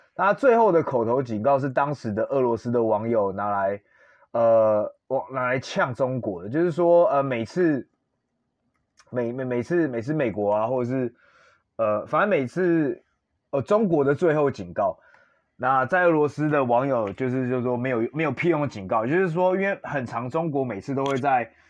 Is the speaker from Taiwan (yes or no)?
yes; Taiwan; 我身为台湾人